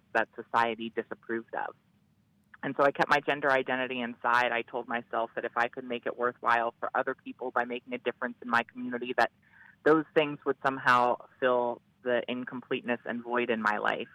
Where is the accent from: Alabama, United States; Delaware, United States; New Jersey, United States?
Delaware, United States; I began working first in my home state of Delaware